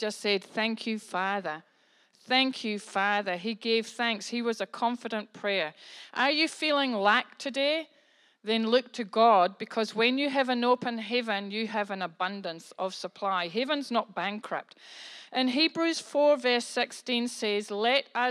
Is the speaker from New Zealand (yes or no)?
yes; New Zealand; I'm a New Zealander. I'm a Kiwi. I'm from New Zealand.